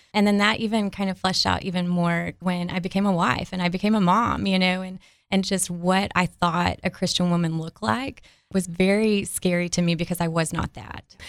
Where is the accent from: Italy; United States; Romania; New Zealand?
United States; Dallas, Texas; accent: Southern drawl; moved away as an adult; now in Arkansas, United States; So I am from the Dallas area, born and raised, and so I'm a Texan, um, with the Yalls and the Southern Draw